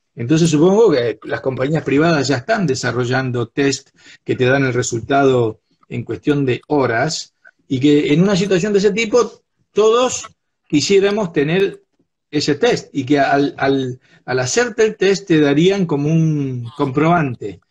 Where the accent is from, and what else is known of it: Argentina